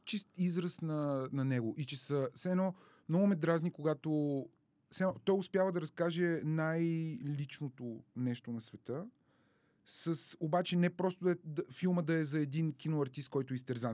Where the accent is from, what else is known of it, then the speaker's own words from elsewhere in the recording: Dimitrovgrad, Haskovo Province, Bulgaria; moved away; also born or lived in Carbondale, Illinois, United States; аз съм от Димитровград